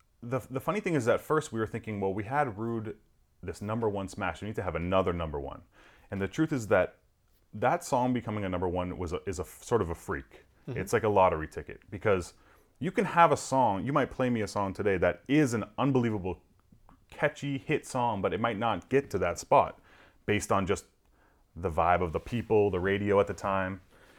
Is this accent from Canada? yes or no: yes; Toronto, Ontario, Canada; putting on the pop radio station in like my hometown of Toronto